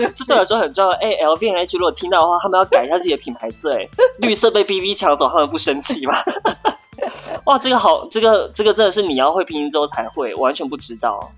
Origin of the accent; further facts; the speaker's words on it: Tainan, Taiwan; moved away as an adult; also born or lived in Taipei; now in Shanghai, China; 我是台南人，然后在台北就是工作跟生活，然后还有读书